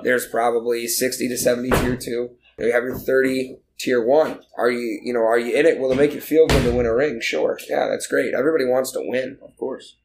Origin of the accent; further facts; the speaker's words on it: Michigan, United States; moved away; I'm originally from Michigan. My family's in Michigan